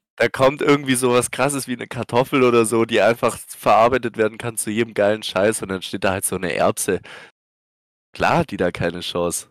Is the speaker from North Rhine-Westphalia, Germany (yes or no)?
no; Swabia, Baden-Württemberg, Germany; als Schwabe